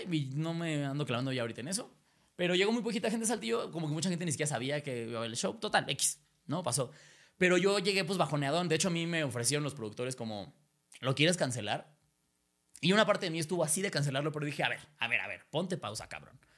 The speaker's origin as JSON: {"language": "Spanish", "country": "Spain", "lives_now": "Mexico", "said": "Estoy un ejemplo, para no, para no sus mis hermanos"}